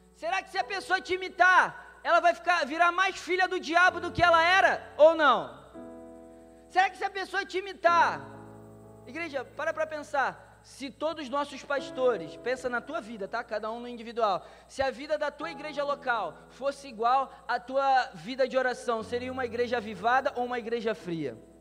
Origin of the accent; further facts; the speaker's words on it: Brazil; eu sou do Brasil, vim para estudar inglês